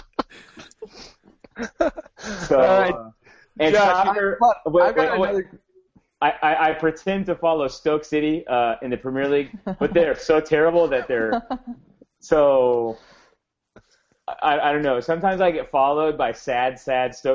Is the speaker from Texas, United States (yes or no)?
yes; Houston, Texas, United States; I'm from Houston